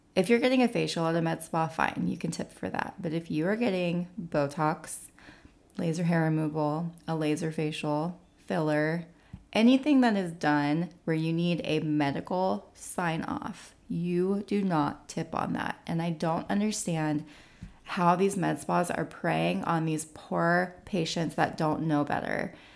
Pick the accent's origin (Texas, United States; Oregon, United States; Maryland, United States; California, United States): California, United States; now in Nashville, United States; I'm from California